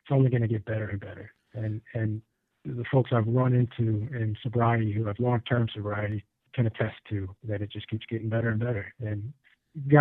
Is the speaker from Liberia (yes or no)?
no; Illinois, United States; moved away as an adult; now in North Carolina, United States; I'm originally from Illinois and moved to the foothills in here in North Carolina. Been here about 6 years or so.